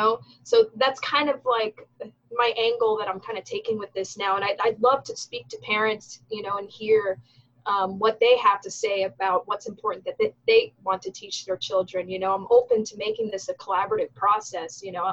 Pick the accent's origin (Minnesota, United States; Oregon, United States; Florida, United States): Florida, United States; that's where I grew up, in South Florida. If you're watching this, you don't know where I'm from. I'm from South Florida.